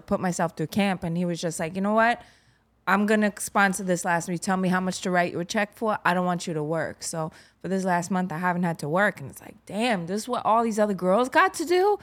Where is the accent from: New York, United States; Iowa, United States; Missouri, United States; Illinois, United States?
New York, United States; New York City; I grew up in Garrettson Beach